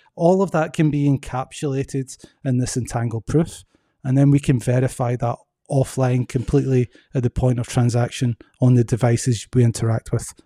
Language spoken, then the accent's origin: English; Scotland, United Kingdom; moved away as an adult; also born or lived in Belgium / United States; now in Atlanta, United States; I'm originally from Scotland. Moved to Belgium for ten years and now I've been in the U S for ten years.